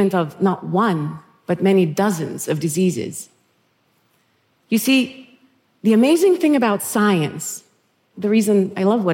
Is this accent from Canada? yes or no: no; Thessaloniki, Central Macedonia, Greece; moved away; where I was born and raised in Thessaloniki, Greece.